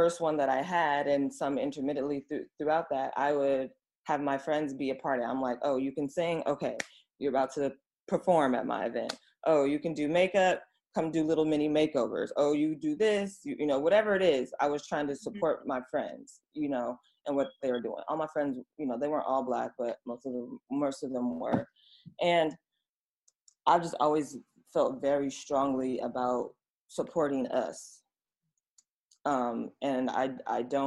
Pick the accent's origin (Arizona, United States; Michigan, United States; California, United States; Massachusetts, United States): California, United States; Oakland; now in Los Angeles, United States; I'm from Oakland. That's the city of the Panthers. The spirit is in me.